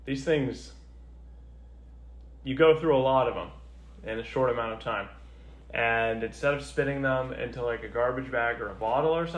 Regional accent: Canada; as a Canadian

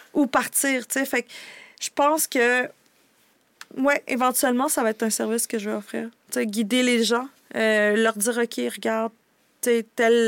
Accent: Canada; also born or lived in United States (birth) / El Salvador (ancestry); suis née aux États-Unis, mais je suis arrivée ici très jeune

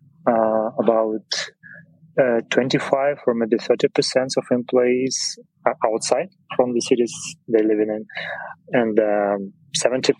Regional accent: Odesa, Odesa Oblast, Ukraine; English is a second language; moved away as an adult; now in Germany; I'm originally from Odessa

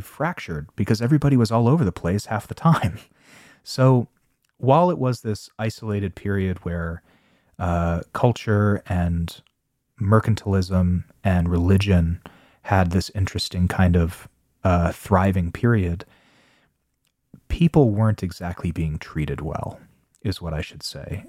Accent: United States; I'm American

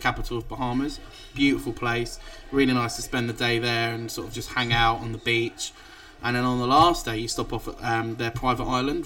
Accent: England, United Kingdom; the only English guy on the cruise

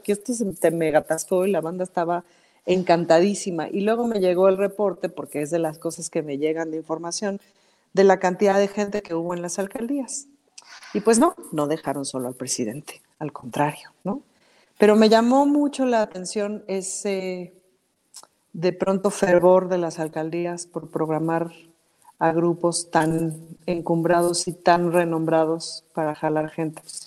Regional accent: Mexico City, Mexico

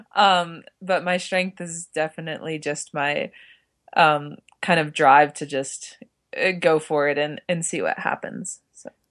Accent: Park City, Utah, United States; I grew up in Park City, Utah

